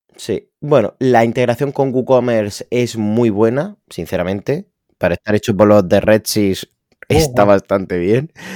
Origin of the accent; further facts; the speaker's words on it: Spain; yo soy de España